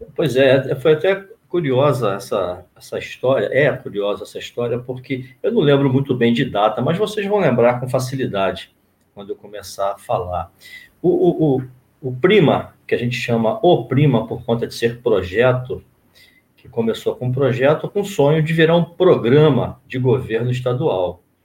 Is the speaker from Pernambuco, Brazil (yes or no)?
no; São Gonçalo, Rio de Janeiro, Brazil; nasci no Alcântara. Uma alegria de ter crescido ali no Alcântara, no Jardim Alcântara